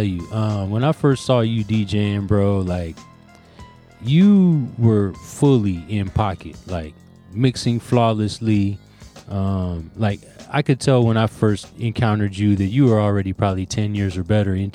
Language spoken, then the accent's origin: English; Los Angeles, California, United States; I'm from Los Angeles, and they call it the melting pot of America